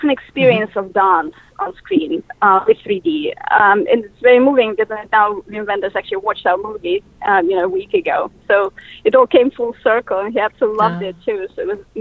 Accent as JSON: {"language": "English", "region": "Moscow", "country": "Russia", "tie": "born or raised there", "second_language": "English", "moved": "as an adult", "lives_now": "United States", "said": "I was born in Moscow, and in the mid-90s, I actually moved to the United States specifically because I wanted to do cinema."}